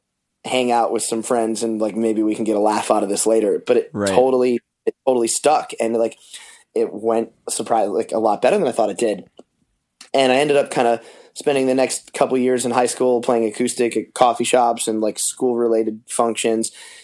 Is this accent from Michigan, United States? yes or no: yes; Detroit, Michigan, United States; born there; So I was born in Detroit.